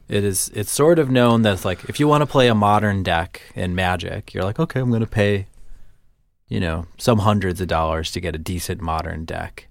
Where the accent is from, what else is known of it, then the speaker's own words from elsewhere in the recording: Midwest, United States; accent: Midwestern; I don't often think of myself as having a Midwestern accent